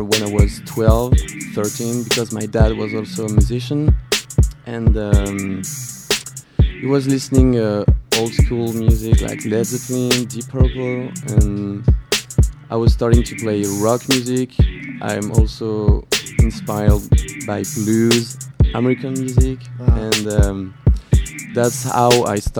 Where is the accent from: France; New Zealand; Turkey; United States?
France; English is a second language; So we are from France